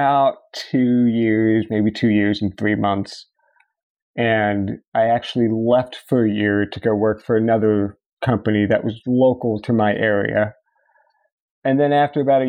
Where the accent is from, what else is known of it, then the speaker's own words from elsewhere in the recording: Fairfax County, Northern Virginia, United States; I am born and raised in Northern Virginia, Fairfax County, and I went to high school in Chantilly, Virginia